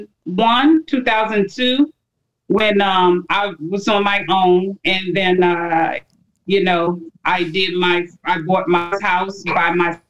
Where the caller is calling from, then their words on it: Capitol Heights, Maryland, United States; I'm calling from Capitol Heights, Maryland.